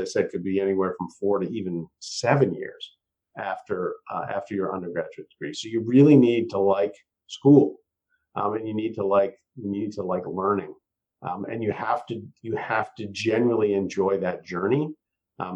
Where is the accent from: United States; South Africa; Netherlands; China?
United States; Massachusetts; now in Santa Cruz, United States; I'm living in Santa Cruz now. I grew up in Massachusetts on the East Coast